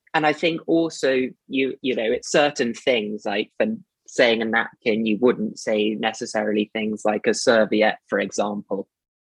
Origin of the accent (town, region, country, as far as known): United Kingdom; accent: posh